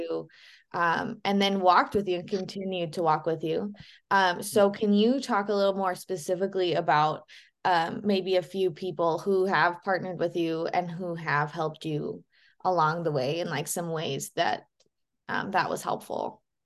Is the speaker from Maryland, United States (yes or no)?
no; Boise, Idaho, United States; I grew up in Boise as well